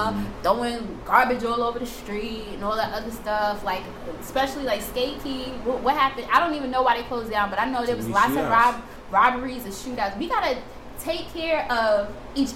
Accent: New York City, New York, United States; I grew up in the Bronx.

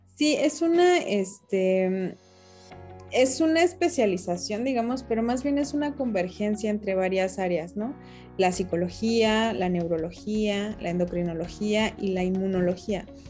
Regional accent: Mexico City, Mexico; yo nací en la Ciudad de México

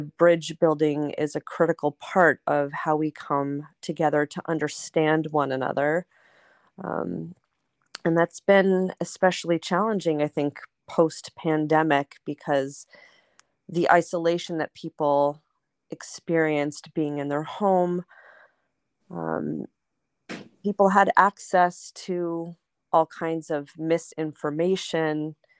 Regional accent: Los Angeles, California, United States; I grew up in Los Angeles, um, at a Reconstructionist congregation in Pacific Palisades

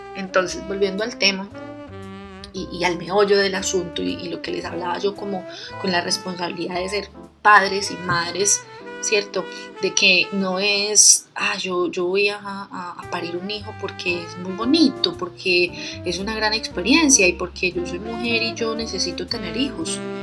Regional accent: Colombia; yo vengo de Colombia, en Colombia tenemos un dicho

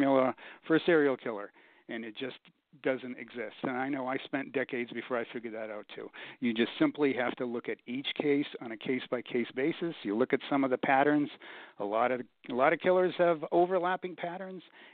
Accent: Boston, Massachusetts, United States; I grew up in Boston, which is a big hockey town.

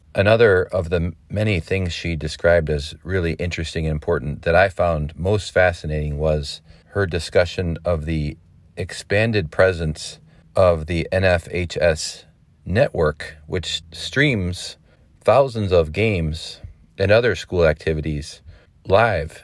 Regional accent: Indiana, United States; moved away; I grew up in the Hoosier State

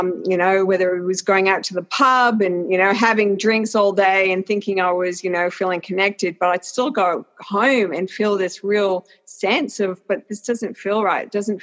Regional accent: Canada; born there; also born or lived in Australia; I was born in Canada, but my parents were Welsh, and lived in Australia for 38 years.

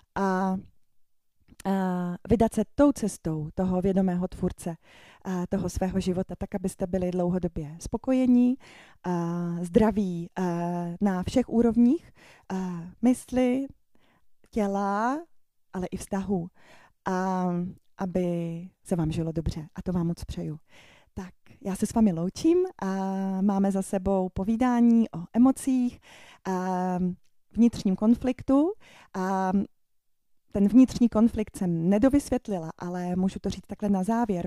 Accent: Ostrava, Moravian-Silesian Region, Czechia; jsem z Ostravy, mám to v krvi

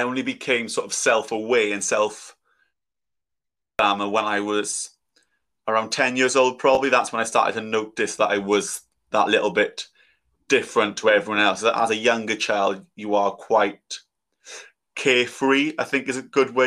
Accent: South Wales, United Kingdom; I'm from South Wales

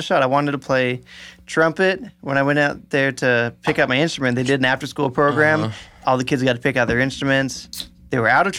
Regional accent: Mariposa, California, United States; also born or lived in Long Beach, California; Raised up in Mariposa, California.

